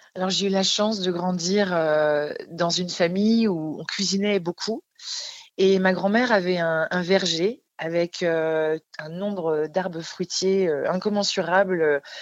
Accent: Alsace, Grand Est, France; j'ai grandi en Alsace

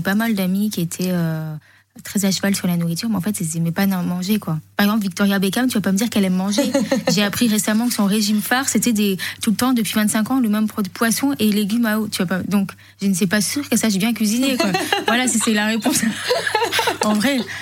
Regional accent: Menton, Provence-Alpes-Côte d'Azur, France; moved away; also born or lived in Paris; J'ai grandi à Monton

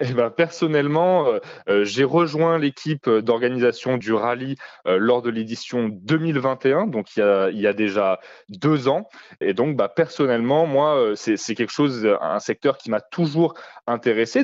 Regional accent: Lyon, Auvergne-Rhône-Alpes, France; je ne suis pas originaire à la base de la région euh, dromardèche, mais je viens de Lyon.

